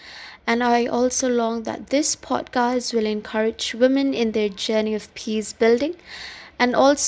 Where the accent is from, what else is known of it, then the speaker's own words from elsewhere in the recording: Shillong, Meghalaya, India; I am from Shillong, the northeastern region of India.